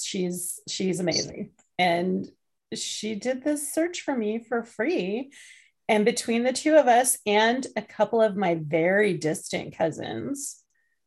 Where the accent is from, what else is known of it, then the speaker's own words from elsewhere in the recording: England, United Kingdom; I was born in England